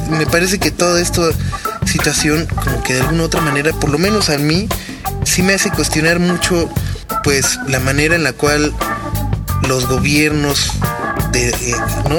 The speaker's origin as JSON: {"language": "Spanish", "country": "Mexico", "said": "hemos cambiado realmente como mexicanos, como la manera de desarrollar y de hacer crecer a nuestro país"}